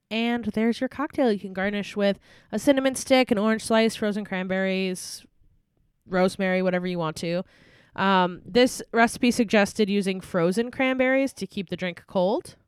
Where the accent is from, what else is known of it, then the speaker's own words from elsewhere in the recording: United States; we are from the United States